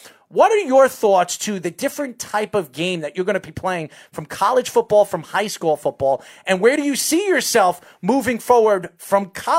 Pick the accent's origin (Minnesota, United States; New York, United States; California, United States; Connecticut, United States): New York, United States; Long Island; I'm from Long Island